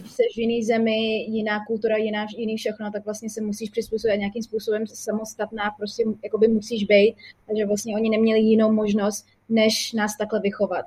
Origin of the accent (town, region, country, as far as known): Czechia